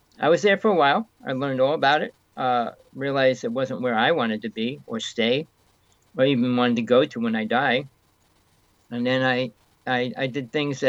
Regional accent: North Bergen, New Jersey, United States; born or raised there; moved away

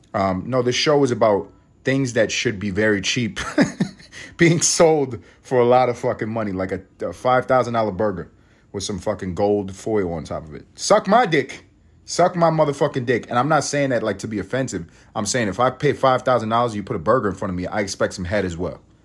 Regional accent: United States; we're all American

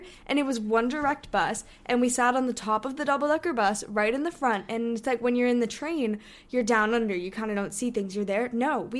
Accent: Hong Kong; one of our friends that we grew up with in Hong Kong, she goes to school in London now.

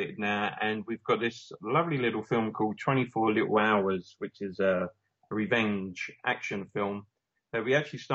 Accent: Romford, London, United Kingdom; my hometown, Romford

